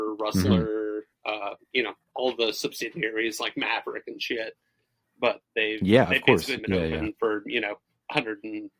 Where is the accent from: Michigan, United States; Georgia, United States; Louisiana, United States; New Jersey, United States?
Georgia, United States; Summerville; both wrestler and wrangler denim have been woven in my hometown for a long time.